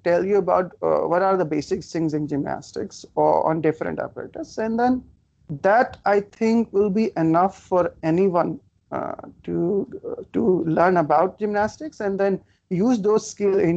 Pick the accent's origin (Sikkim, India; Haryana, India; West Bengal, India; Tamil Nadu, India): Haryana, India; Faridabad; when I was uh, uh, in in my hometown near Delhi in Faridabad